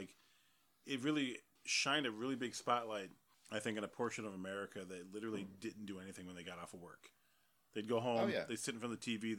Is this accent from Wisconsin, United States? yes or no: no; Detroit, Michigan, United States; if you're hearing lots of bangs outside, it's not just because we're from Detroit.